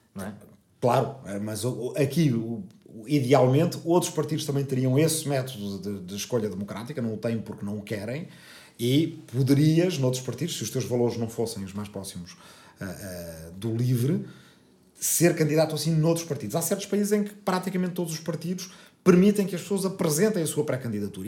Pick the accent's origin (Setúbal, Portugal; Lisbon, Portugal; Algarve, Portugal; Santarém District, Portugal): Lisbon, Portugal; also born or lived in Arrifana, Ribatejo; eu nasci aqui, uh, em Lisboa, uh, mas família toda dessa aldeia, eh, pais, avós, bisavós, portanto, toda a gente da aldeia. Vivi no campo